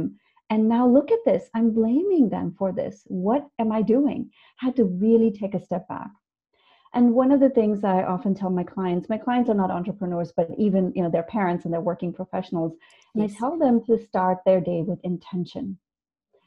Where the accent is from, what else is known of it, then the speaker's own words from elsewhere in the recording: India; also born or lived in California; now in Boston, United States; But I grew up in India. I grew up in India, and now I live in the United States.